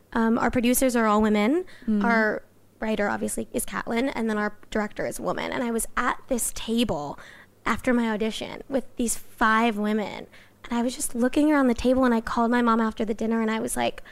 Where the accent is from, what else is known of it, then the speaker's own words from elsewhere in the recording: Los Angeles, California, United States; I grew up